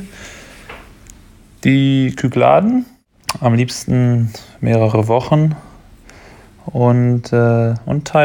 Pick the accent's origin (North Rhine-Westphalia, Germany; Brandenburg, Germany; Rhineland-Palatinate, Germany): North Rhine-Westphalia, Germany; Datteln; ich komme aus Datteln, das ist ein kleines Städtchen im Ruhrgebiet, hat tatsächlich sogar einen Mini-Hafen, also das ist mein Heimathafen.